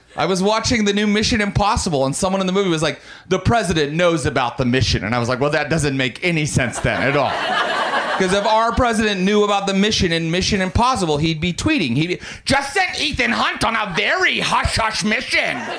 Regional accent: Morgantown, West Virginia, United States; I was raised very Christian in Morgantown, West Virginia

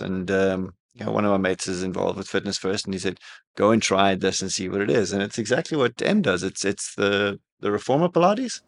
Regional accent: South Africa; now in Dubai, United Arab Emirates; growing up in South Africa

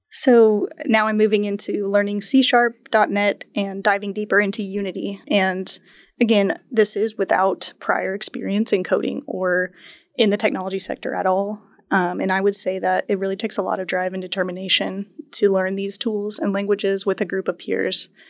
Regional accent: Tulsa, Oklahoma, United States; I'm a Tulsa native. I was born and raised in Tulsa

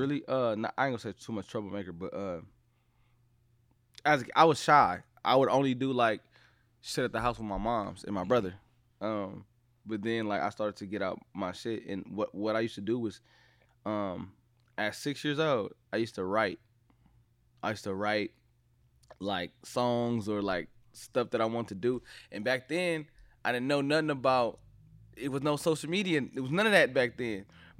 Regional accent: Watts, California, United States; From Watts, you know what I'm saying? I'm gonna say Watts, California to be exact.

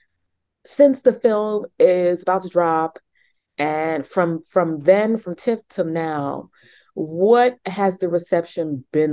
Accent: New York, United States; accent: New York; I'm born and raised in New York.

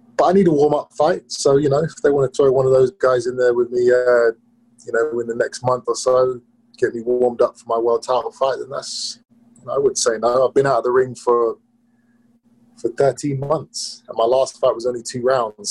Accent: England, United Kingdom; in my home country

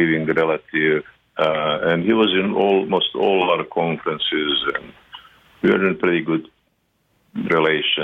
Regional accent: Serbia; English is a second language; moved away as an adult; also born or lived in Croatia; I'm Serbian, also from Croatia, so we relocate. When I was 6 years old, we relocated from Croatia to Serbia

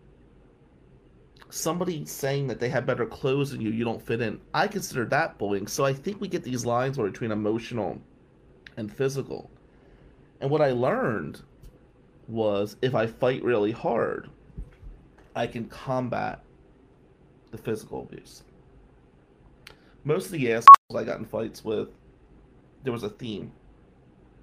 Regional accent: Atlantic City, New Jersey, United States; moved away as an adult; also born or lived in Lansing, Michigan; now in Michigan, United States; growing up in Ducktown in the 90s as the only white kid in our neighborhood

